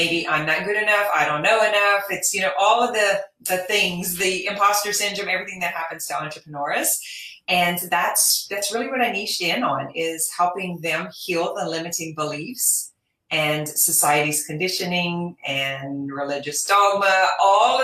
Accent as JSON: {"language": "English", "region": "Louisiana", "country": "United States", "said": "I am from Louisiana."}